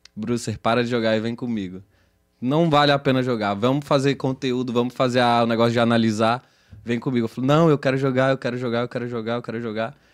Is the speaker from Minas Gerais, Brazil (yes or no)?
yes; Belo Horizonte, Minas Gerais, Brazil; em Belo Horizonte, que é onde eu nasci.